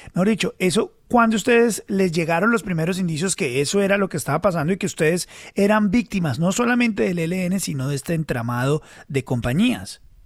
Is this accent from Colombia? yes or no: yes; Colombia